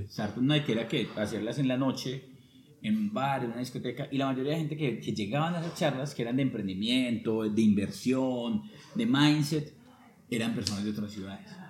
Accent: Sevilla, Valle del Cauca, Colombia; now in Armenia, Colombia; yo soy de Sevilla, yo digo, pues, digo que soy de Sevilla Quindío

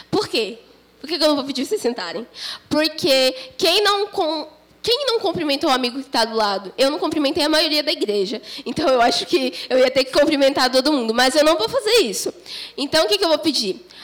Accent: Cubatão, São Paulo, Brazil; Eu sou lá de Cubatão, mas eu congrego no Verbo lá em Santos, faço parte do grupo dos jovens.

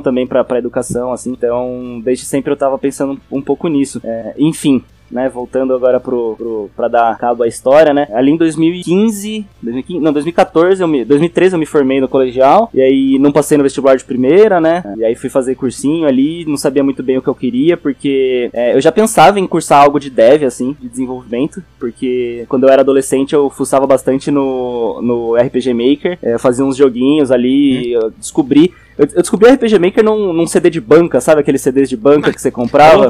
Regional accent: Araraquara, São Paulo, Brazil; accent: interior paulista R, mixed with paulistano; moved away as an adult; also born or lived in Jundiaí / Itapetininga; now in São Paulo, Brazil; eu tenho o R de Piracicaba e de Araraquara, que é esse R do, do interiorzão

